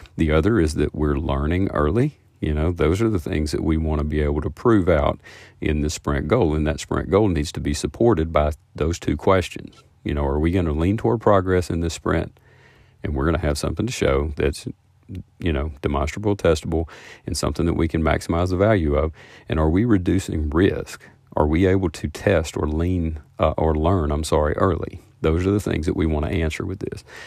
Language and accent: English; the South, United States; I'm from the South